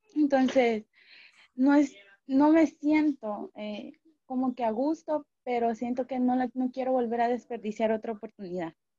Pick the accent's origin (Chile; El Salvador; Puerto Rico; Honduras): Honduras; me quedé en Honduras, en mi país